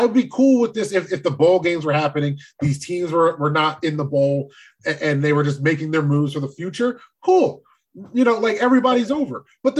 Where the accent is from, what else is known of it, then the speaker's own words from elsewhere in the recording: New Jersey, United States; I'm from Jersey.